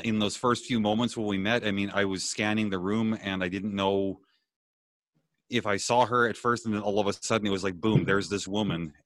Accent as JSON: {"language": "English", "country": "Canada", "tie": "born or raised there", "also_born_or_lived": "Bellingham", "said": "I'm Canadian by birth"}